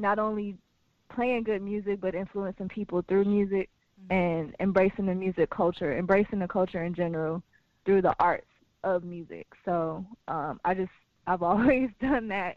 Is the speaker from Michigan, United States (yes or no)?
yes; Detroit, Michigan, United States; I'm from Detroit